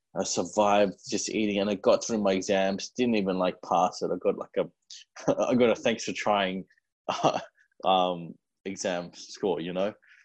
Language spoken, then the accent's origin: English; India; we're Indian and we like to eat a lot of food.